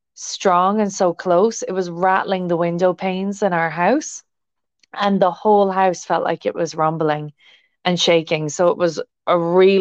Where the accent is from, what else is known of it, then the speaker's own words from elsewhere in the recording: Ireland; growing up in Ireland, we have a lot of rain here without lightning